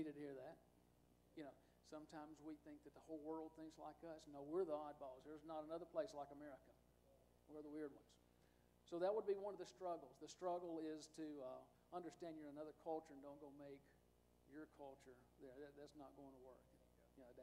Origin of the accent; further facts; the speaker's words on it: United States; as an American, not being a Mexican